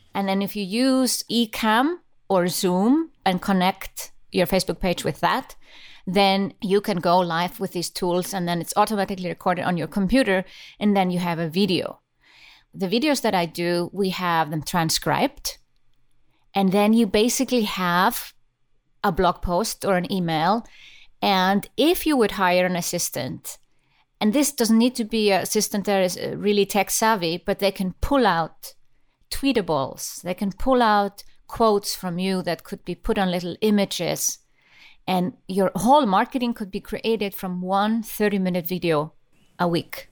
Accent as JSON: {"language": "English", "country": "Iceland", "said": "I come from Iceland and, uh, we used to be a fishing nation"}